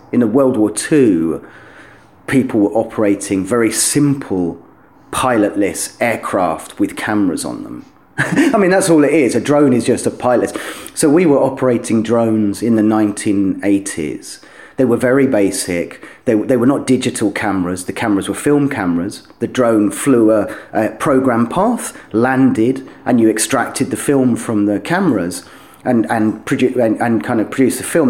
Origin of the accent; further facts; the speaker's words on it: London, United Kingdom; moved away as an adult; also born or lived in Doncaster / Cornwall; now in Kharkiv, Ukraine; I grew up in London until I was a kind of teenager.